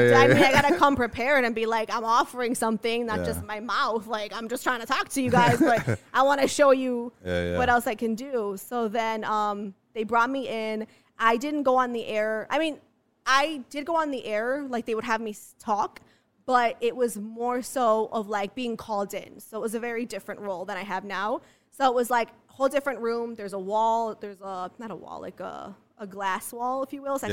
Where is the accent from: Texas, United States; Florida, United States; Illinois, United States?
Illinois, United States; Chicago; moved away as an adult; also born or lived in Los Angeles; I'm from Chicago, but I worked in LA for 2 years.